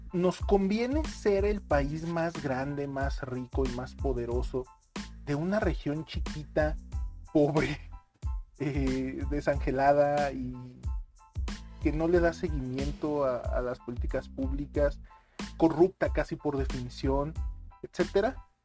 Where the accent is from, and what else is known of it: Mexico